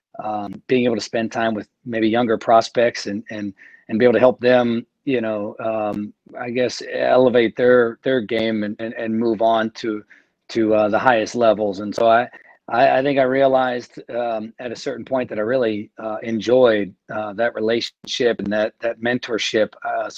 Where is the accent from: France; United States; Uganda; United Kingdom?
United States; Maryland; moved away as an adult; now in North Carolina, United States; I'm from Maryland